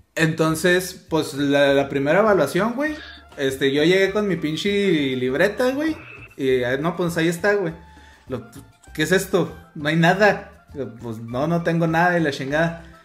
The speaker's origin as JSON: {"language": "Spanish", "country": "Mexico", "said": "nosotros como buenos mexicanos"}